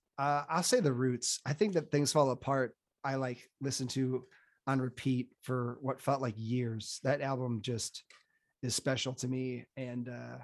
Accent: Chicago, Illinois, United States; as a Chicagoan

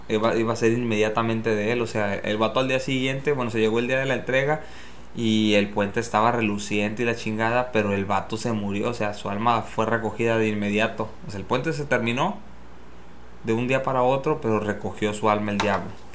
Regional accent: Tangamandapio, Michoacán, Mexico; en mi pueblito en Tangamandapio

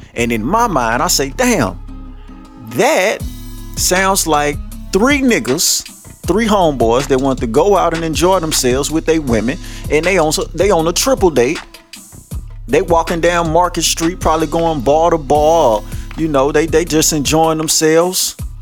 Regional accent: Shreveport, Louisiana, United States; I grew up all over Shreveport

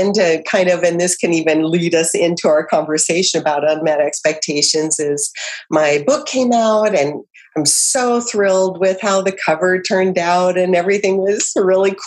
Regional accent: Idaho, United States; moved away as an adult; also born or lived in Southern California; now in Kentucky, United States; we're from Idaho

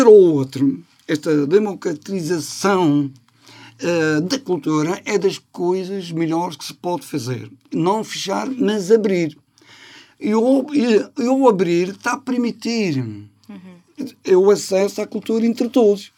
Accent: Madeira, Portugal; nós, na ilha, que é portuguesa. Somos madeirenses, portugueses, europeus

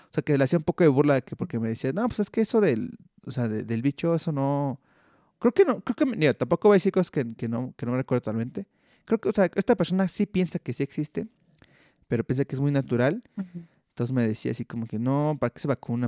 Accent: Mexico; yo soy mexicano

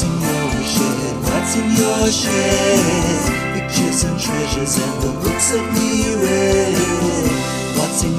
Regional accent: South Africa; a big part of growing up in South Africa was avos

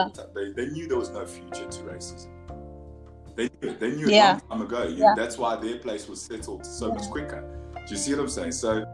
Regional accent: South Africa; moved away; also born or lived in United Kingdom; growing up in South Africa, it's the most racist country in the world. You know what I'm saying? I grew up in the UK in my young years, and I came here.

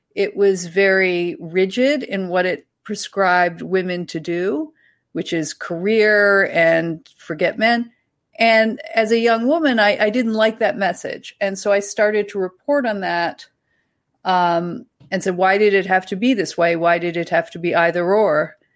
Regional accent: Ontario, Canada; accent: Ontario / East Coast Canadian

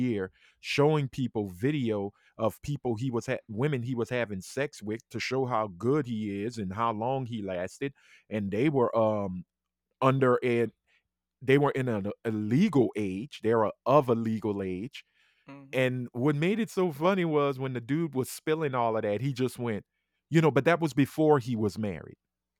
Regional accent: New York, United States; I'm from New York. Fuck that bitch.

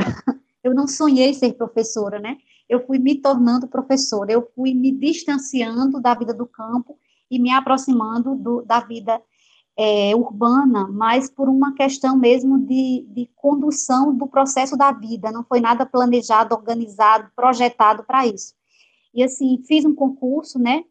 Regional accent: Juazeirinho, Paraíba, Brazil; accent: interior; moved away as an adult; also born or lived in Campina Grande, Brazil; now in Salvador, Brazil; eu me criei em Juazeirinho, né, na zona rural

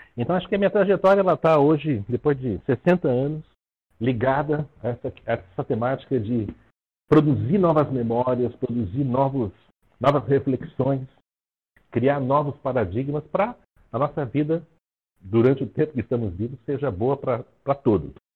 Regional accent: Rio de Janeiro, Brazil; now in São Paulo, Brazil; Eu sou do Rio de Janeiro, mas tenho em São Paulo há muitos anos.

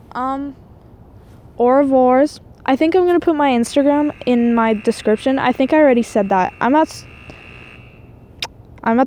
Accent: Quebec, Canada; first language French; English is a second language; now in Edmonton, Canada; I'm actually French-Canadian, so that's why my English is terrible

